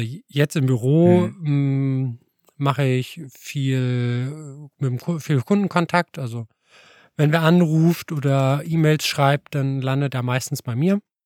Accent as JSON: {"language": "German", "town": "Alfeld", "region": "Lower Saxony", "country": "Germany", "tie": "born or raised there", "moved": "as an adult", "lives_now": "Göttingen, Germany", "said": "ich bin ja aus Eifeld eigentlich und habe da so klassisch nach der Konfirmation angefangen mit Tanzkurs"}